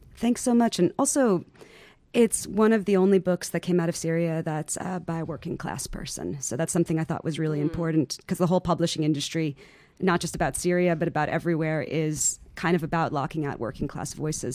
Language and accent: English; New York City, New York, United States; I'm from New York. I'm from far Rockaway